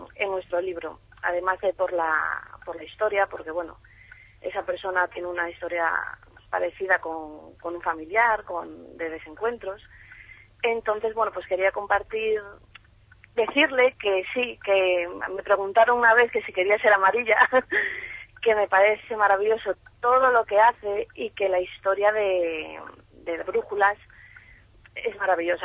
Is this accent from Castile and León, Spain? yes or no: yes; Ponferrada, Castile and León, Spain; yo soy de Ponferrada